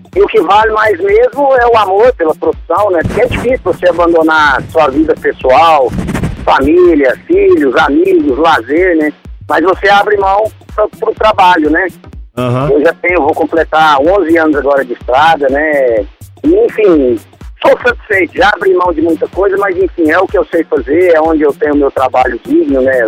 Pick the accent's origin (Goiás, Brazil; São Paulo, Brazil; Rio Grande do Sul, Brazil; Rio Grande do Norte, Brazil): Goiás, Brazil; Goiânia; Eu sou de Goiânia, Aí, sou de Goiânia. Nesse momento eu não estou em Goiânia, estou em Santos.